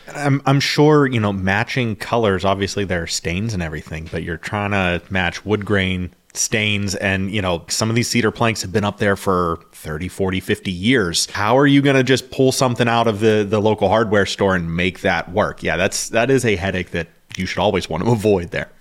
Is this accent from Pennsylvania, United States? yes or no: yes; Pittsburgh, Pennsylvania, United States; growing up in the Pittsburgh area